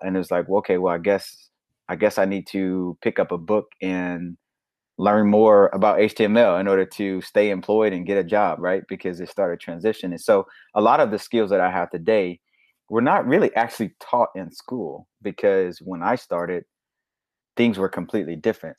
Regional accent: Little Rock, Arkansas, United States; I'm from Little Rock, Arkansas, born and raised

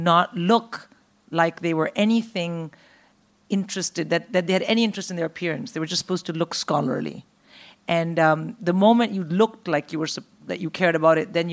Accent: India; moved away; also born or lived in Philippines / United States; I grew up in India

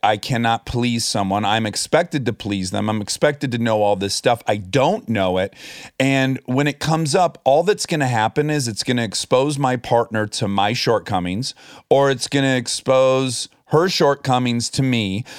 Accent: Oakland County, Michigan, United States; accent: Michigan; moved away; we're both from, not just Michigan, but we're both from Oakland County.

